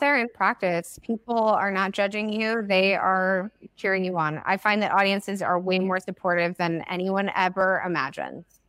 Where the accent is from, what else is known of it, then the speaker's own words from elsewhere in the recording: United States; first language English; I'm an American